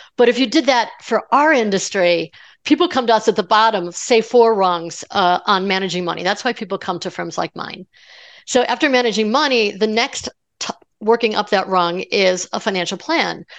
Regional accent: Colorado, United States; I'm from Colorado, so, you know, Mile High City

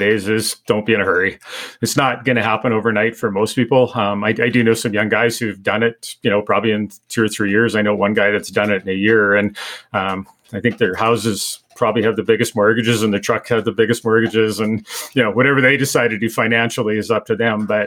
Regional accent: Manitoba, Canada; moved away as an adult; now in Alberta, Canada; I was from Manitoba at the time, went back, kind of made some arrangements and decided I was going to move to Alberta and be a sheep hunter.

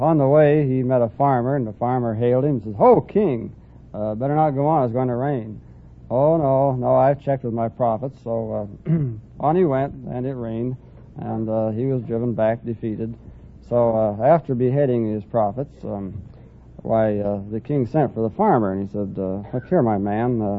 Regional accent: Des Moines, Iowa, United States; Des Moines, Iowa

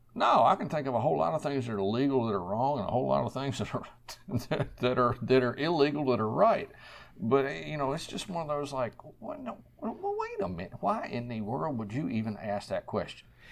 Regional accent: Central Virginia, United States; I'm a native Virginian, born and raised in Central Virginia.

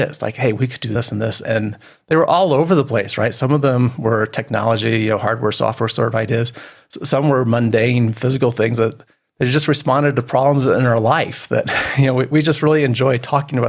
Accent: Midwest, United States; now in Colorado, United States; I've been in Colorado a long time, but home was Midwest when I grew up.

